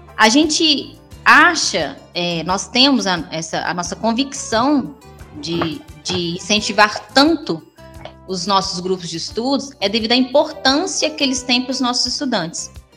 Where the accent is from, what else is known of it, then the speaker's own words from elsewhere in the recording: Divinópolis, Minas Gerais, Brazil; also born or lived in São Tiago; minha minha adolescência foi toda em Divinópolis